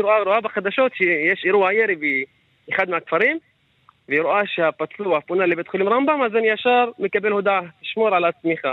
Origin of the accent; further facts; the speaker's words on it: Ka'abiyye, Northern District, Israel; מכפר כעביה